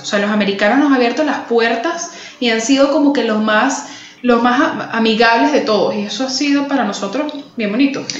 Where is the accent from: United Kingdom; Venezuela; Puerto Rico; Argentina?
Venezuela; Caracas, Capital District; now in Miami, United States; Soy de Caracas, Venezuela, muy importante, porque el orgullo de la región siempre por delante. Soy caraqueña y vivo en la ciudad de Miami